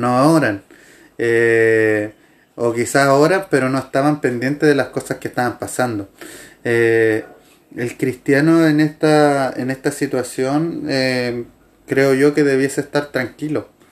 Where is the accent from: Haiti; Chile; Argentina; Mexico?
Chile; Los chilenos por lo general no decimos que no